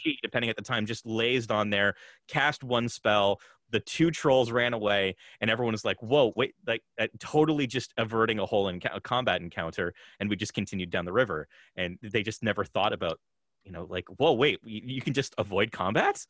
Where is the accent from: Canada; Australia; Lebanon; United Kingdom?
Canada; I'm also Canadian